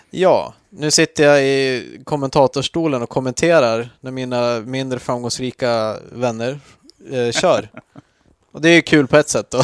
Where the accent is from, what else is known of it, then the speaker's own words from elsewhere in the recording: Jämtland, Sweden; Jag är uppvuxen i Jämtland